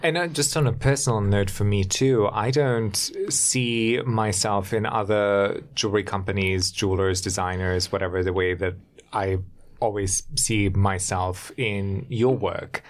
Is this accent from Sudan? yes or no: no; Germany; moved away; I grew up in Germany